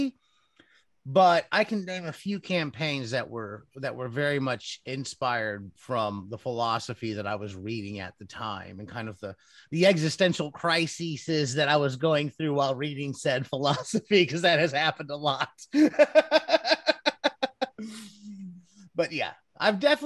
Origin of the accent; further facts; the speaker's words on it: Cleveland, Ohio, United States; Growing up in Cleveland